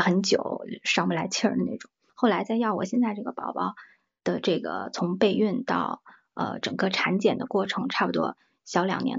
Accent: Taiyuan, Shanxi, China; moved away as an adult; now in Shanghai, China; 我是山西太原人，嗯， {S0} 嗯 {S12} 因为我我我人在上海，就是我在南方吧，很久了，我从十八岁离开家，呃，到现在我在呃南方生活的这个时间吧，比在呃家乡生活的时间还要长

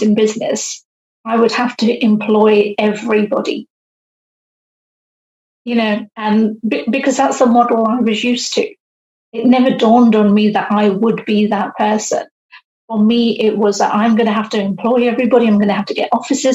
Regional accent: United Kingdom; also born or lived in India; living in the UK. So we moved to the UK, I was age 6. And so all of my upbringing and everything I have known has been UK based

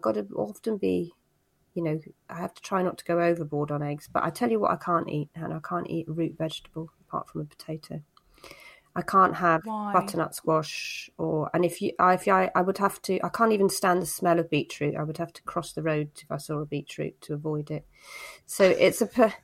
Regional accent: Cornwall, South West England, United Kingdom; I grew up in Cornwall, so I can swim

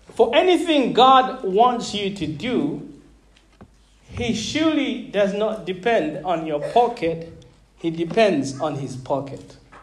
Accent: Zambia; moved away as an adult; also born or lived in Malawi; now in United Kingdom; I grew up uh, a foreigner in Zambia.

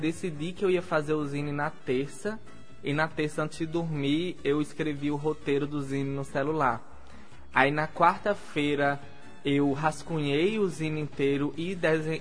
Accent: Natal, Rio Grande do Norte, Brazil; eu sou de Natal, eu falo de Natal torto e adoidado

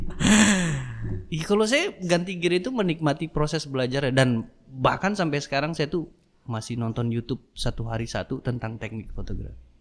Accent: Dumai, Riau, Indonesia; also born or lived in Jakarta; kita lahir di Jakarta mm empat beradik tapi 91 orang tua tuh pindah ke Dumai.

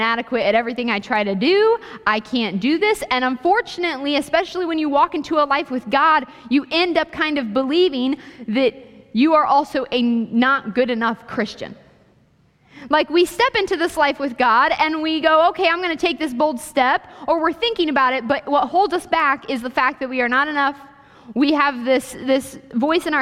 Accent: Ohio, United States; moved away as an adult; also born or lived in Kansas; I went to school in Kansas, so I was like 15 hours away from home because I'm from Ohio

